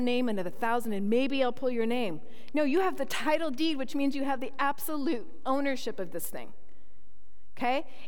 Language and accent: English; Toronto, Ontario, Canada; moved away; also born or lived in Manitoba; I was born in Toronto, Ontario, and close to Niagara Falls.